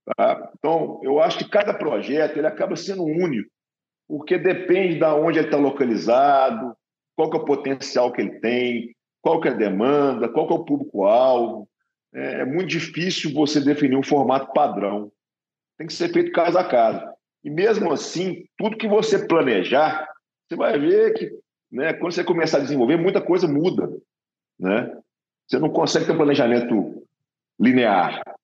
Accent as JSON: {"language": "Portuguese", "region": "Minas Gerais", "country": "Brazil", "moved": "yes", "said": "eu sou de Minas Gerais, então se conhece mineiro é sempre desconfiado"}